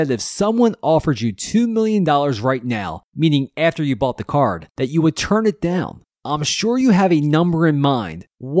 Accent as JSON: {"language": "English", "town": "Philadelphia", "region": "Pennsylvania", "country": "United States", "said": "I'm from Philadelphia"}